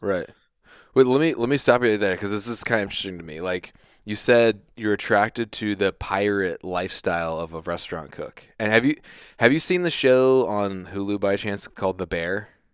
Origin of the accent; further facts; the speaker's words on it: Virginia Beach, Virginia, United States; also born or lived in Centreville, Virginia; I grew up in Virginia Beach